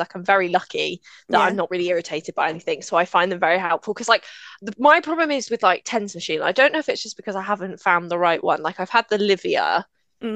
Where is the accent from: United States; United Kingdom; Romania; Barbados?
United Kingdom; England; I'm English